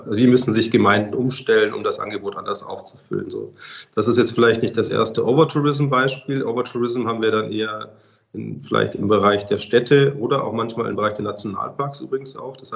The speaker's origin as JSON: {"language": "German", "region": "Bavaria", "country": "Germany", "said": "Also ich komme ja aus Bayern, wir haben ja das Thema Wintertourismus"}